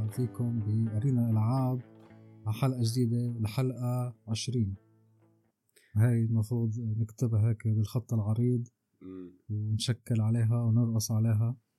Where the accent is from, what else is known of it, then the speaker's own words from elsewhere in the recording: Syria; نحن عندنا بسوريا